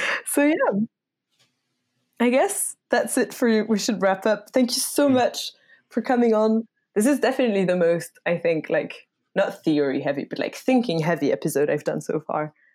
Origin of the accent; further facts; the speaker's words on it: France; English is a second language; moved away; I grew up in France